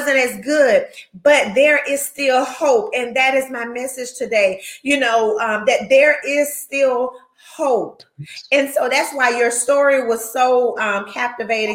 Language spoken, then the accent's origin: English; Gaston County, North Carolina, United States; we're from Gaston County. We're Gaston County natives, you know, born and raised